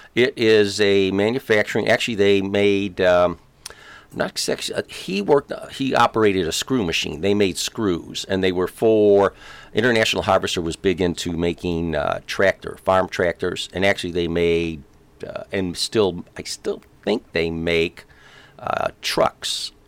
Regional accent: Chicago, Illinois, United States; born or raised there

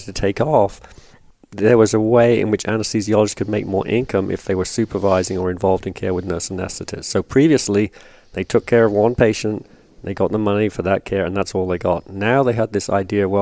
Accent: England, United Kingdom; moved away as an adult; also born or lived in North Carolina; now in United States; I'm from England, as you intimated, but been in the States for a long time, since the 80s

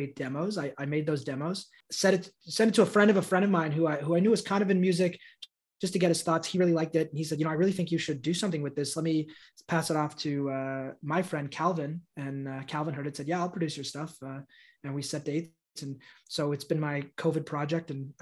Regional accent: Newmarket, Ontario, Canada; also born or lived in Montreal, Canada / Toronto, Canada; I was born in Montreal and I grew up in a town outside of Toronto called Newmarket

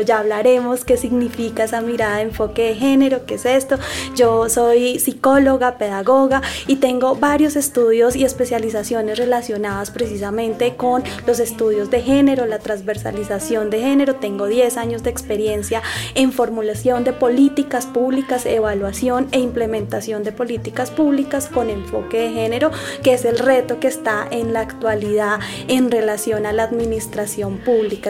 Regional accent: Bogotá, Colombia; yo soy bogotana

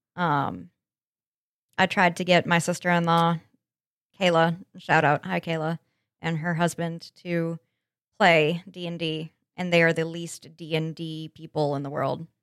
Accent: Colorado, United States; moved away; I'm from Landlocked, Colorado

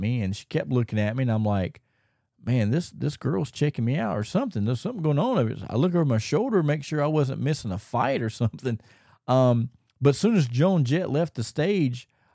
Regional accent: Charlotte, North Carolina, United States; in Charlotte, in my hometown

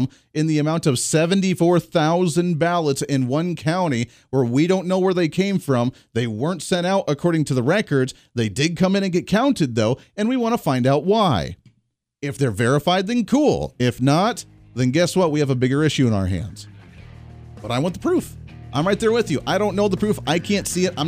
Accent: Kansas, United States; from my home state right here in the state of Kansas, where we're based out of for our flagship

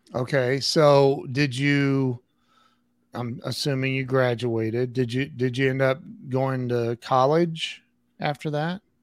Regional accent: Northwest Ohio, United States; also born or lived in Dublin, Ohio / Columbus / Las Vegas; I was born and raised in Northwest Ohio

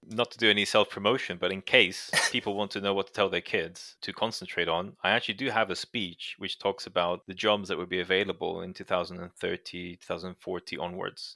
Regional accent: Brazil; moved away; I grew up in Brazil

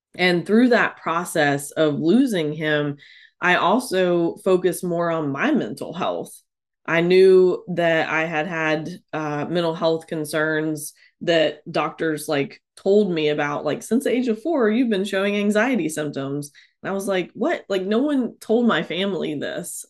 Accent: North Carolina, United States; also born or lived in Tennessee; came back to North Carolina and back to my hometown

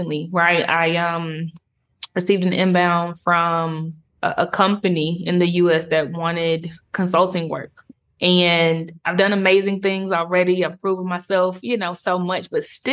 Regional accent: South Carolina, United States; moved away as an adult; also born or lived in Cape Town, South Africa; now in Nairobi, Kenya; I am that girl from South Carolina

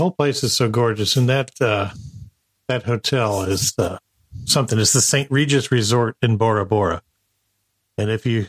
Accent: Marshall Islands; Yes, I grew up in the Marshall Islands, which is somewhere between Asia and Australia, out there in the very South Pacific, near the Breadfruit Islands.

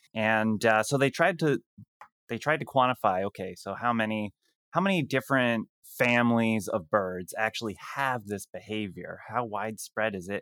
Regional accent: Canada; I'm Canadian

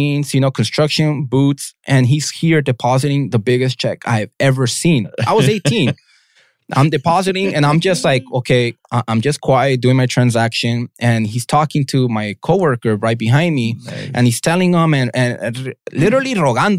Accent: Los Angeles, California, United States; I grew up in Southeast

